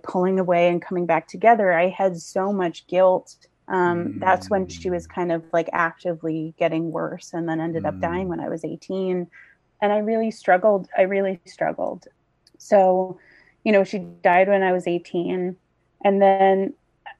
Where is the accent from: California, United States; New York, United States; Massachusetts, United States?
New York, United States; Long Island; I grew up on Long Island. I was born here in Setauket